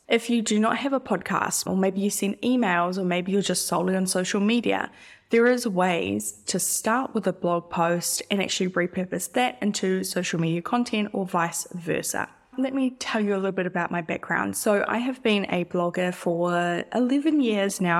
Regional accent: New Zealand; I'm not Australian, by the way. I'm an, I'm a Kiwi.

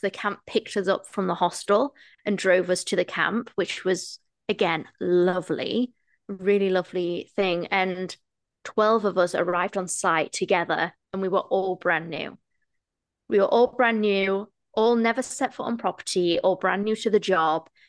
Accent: England, United Kingdom; moved away as an adult; also born or lived in United States; now in Toronto, Canada; I am a British female that has moved to Toronto, Canada

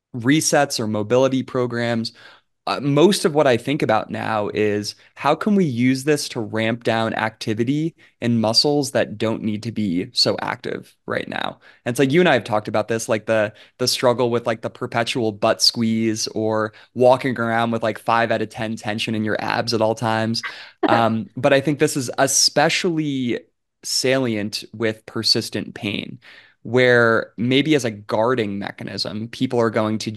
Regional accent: New York, United States; born there; they lived in New York for like I was born in New York.

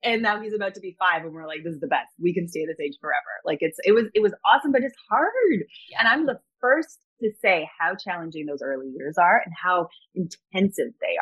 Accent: Toronto, Ontario, Canada; I was born and raised in Toronto.

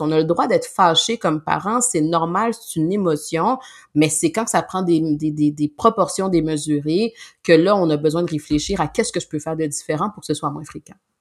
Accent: Montreal, Quebec, Canada; nous on vient exemple de Montréal, la région de Montréal

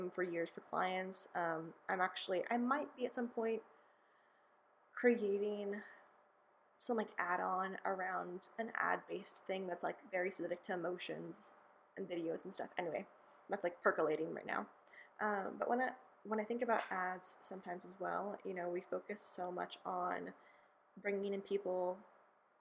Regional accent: California, United States; I grew up in California

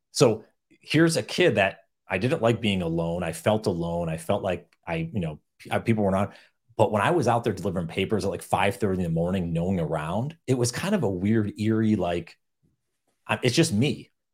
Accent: upstate New York, United States; I grew up in upstate New York

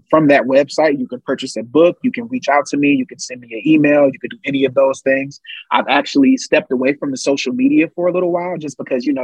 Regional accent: Ohio, United States; I'm from Ohio

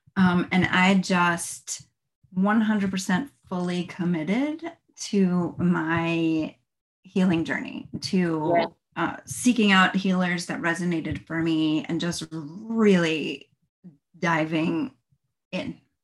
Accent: New Jersey, United States; moved away as an adult; now in Florida, United States; I am originally from New Jersey, but I've lived in Florida for the last 20 years

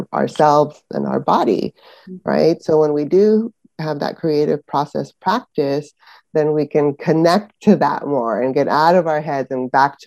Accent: San Francisco Bay Area, California, United States; also born or lived in Panama; now in Northern California, United States; I was born in Panama, actually, and immigrated to the United States in the San Francisco Bay Area, specifically, when I was seven

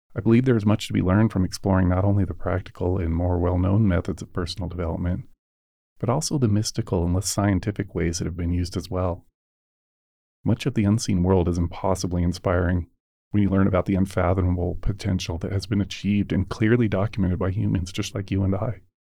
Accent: United States; born and raised in the United States

